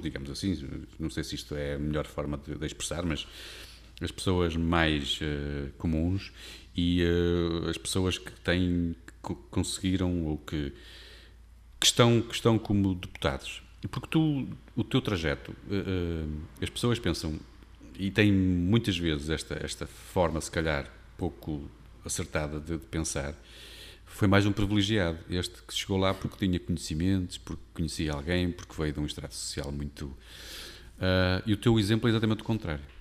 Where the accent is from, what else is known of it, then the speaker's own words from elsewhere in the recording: Porto, Norte, Portugal; moved away as an adult; now in Amarante, Portugal; eu sou tripeiro, nascido e criado